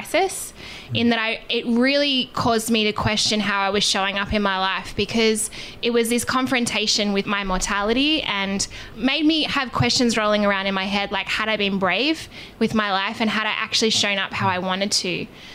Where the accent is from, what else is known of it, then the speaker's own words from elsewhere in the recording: Australia; we are obviously from Australia.